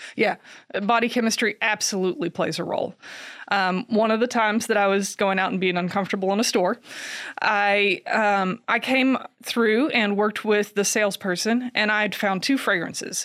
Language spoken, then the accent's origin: English; Kentucky, United States; I grew up here in Kentucky